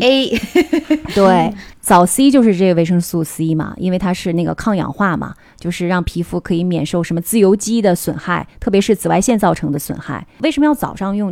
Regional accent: Northeast China, China; 因为我们东北人嘛

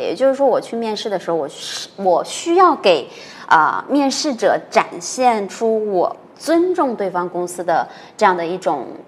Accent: northern China, China; 老师是北方的

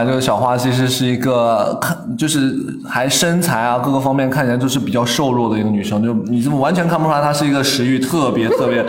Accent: Guangzhou, Guangdong, China; 他当时就说啊，说是听说我是从广州来的

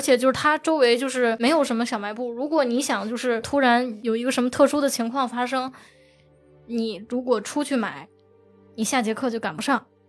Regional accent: Tianjin, China; 我是天津人

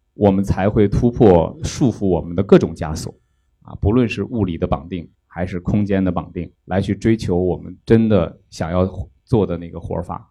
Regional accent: northern China, China; moved away as an adult; also born or lived in Fuzhou; now in Beijing, China; 我是北方人

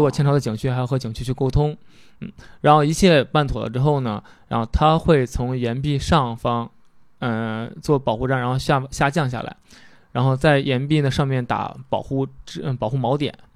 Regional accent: Henan, China; 我家是河南的嘛

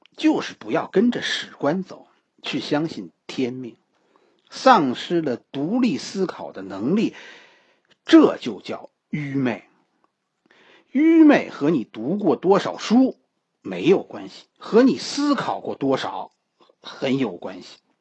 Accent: China; 我们中国人的文化其实包括三种崇拜

